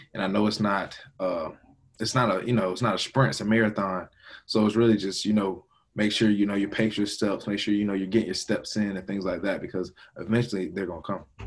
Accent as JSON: {"language": "English", "town": "Augusta", "region": "Georgia", "country": "United States", "tie": "born or raised there", "said": "from Augusta, Georgia, uh, born and raised 706"}